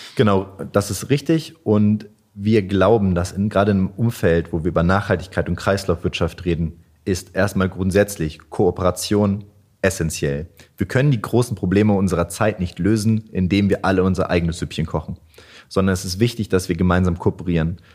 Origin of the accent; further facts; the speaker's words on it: Wolfsburg, Lower Saxony, Germany; moved away as an adult; now in Hanover, Germany; Ich komme nicht direkt aus Hannover, sondern aus Wolfsburg